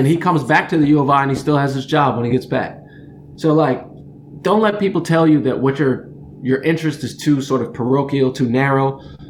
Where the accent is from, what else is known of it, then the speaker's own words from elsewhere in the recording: Champaign-Urbana, Illinois, United States; the University of Illinois, which is in my hometown, the place I dropped out of.